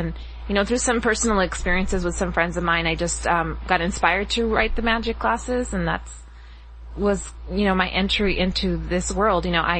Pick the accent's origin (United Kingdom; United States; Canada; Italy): United States; Las Vegas, Nevada; moved away as an adult; now in Los Angeles, United States; I grew up in Las Vegas, Nevada. Born and raised there. Moved out to Los Angeles in, when I was about 25.